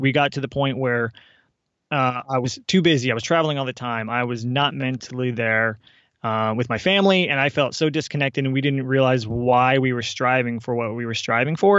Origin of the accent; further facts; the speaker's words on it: Seattle, Washington, United States; moved away as an adult; we're from the Seattle area